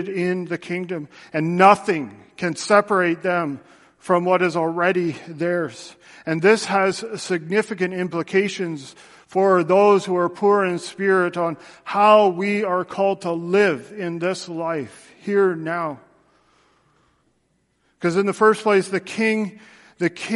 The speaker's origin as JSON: {"language": "English", "country": "Canada", "said": "I'm a Canadian, and I have my Canadian passport, which identifies that Canada is my country."}